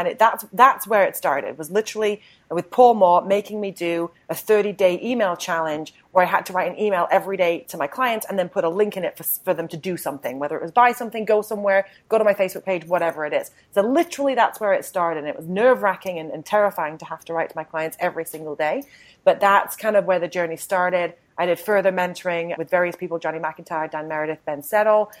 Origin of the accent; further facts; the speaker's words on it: United Kingdom; I'm a refined British woman